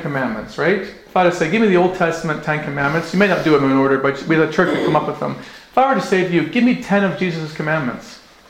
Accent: Northwest Territories, Canada; now in Okotoks, Canada; I grew up in the Northwest Territories. My family's from Scotland

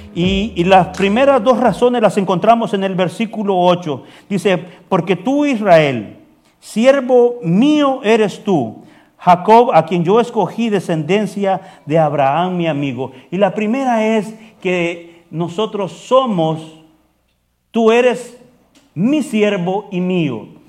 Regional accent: El Salvador; moved away as an adult; Yo vengo de El Salvador

